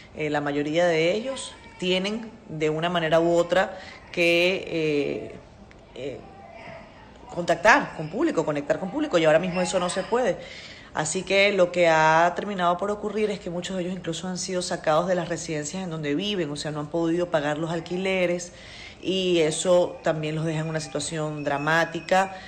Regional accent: Venezuela; moved away as an adult; now in Dominican Republic; yo soy venezolana, resido en la República Dominicana desde hace nueve años

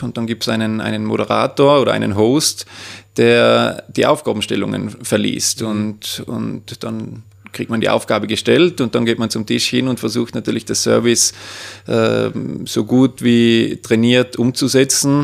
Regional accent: Obergurgl, Tyrol, Austria; beruflich tätig da im elterlichen Betrieb im Gourmet- und Weinhotel Austria in Obergurgl

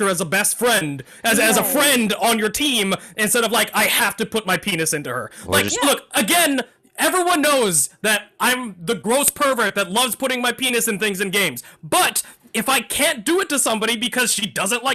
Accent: Texas, United States; I grew up in Texas

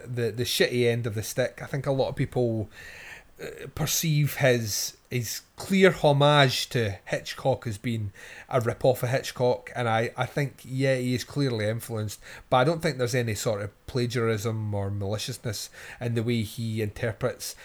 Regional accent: Scotland, United Kingdom; I'm Scottish

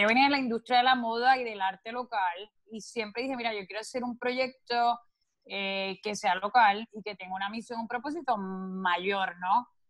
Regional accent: Puerto Rico; siendo una isla caribeña, una isla que se presta, o sea, somos playeros, vivimos, o sea, es nuestra cultura

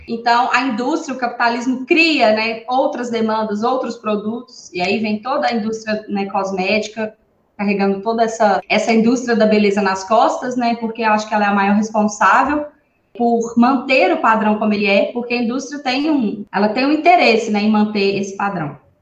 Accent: Divinópolis, Minas Gerais, Brazil; eu sou aqui de Divinópolis, Minas Gerais, cidade das meninas também.

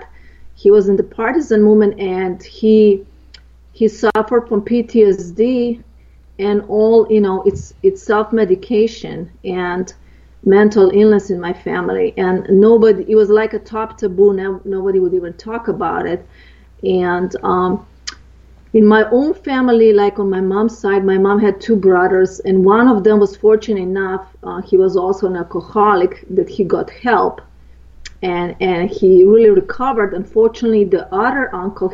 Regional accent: Slovenia; moved away; I grew up in Eastern Europe, in Yugoslavia, and the northern part is Slovenia, where I'm from

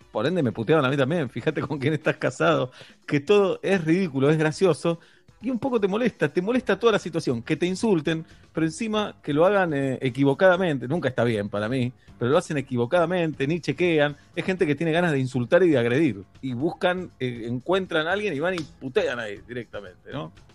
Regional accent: Argentina

